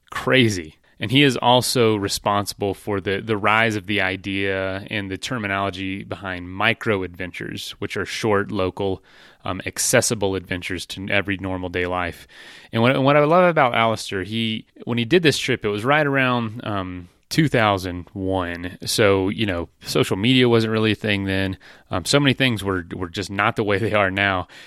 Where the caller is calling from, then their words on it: Denver, Colorado, United States; I'm I'm I'm coming from Denver, Colorado. That's home.